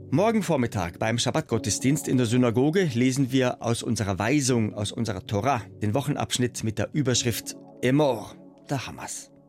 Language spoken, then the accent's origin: German; Munich, Bavaria, Germany; Ich bin in München geboren und aufgewachsen. Für mich als solcher Jude in Deutschland mit einer israelischen Mutter mit sehr viel Familie in Israel.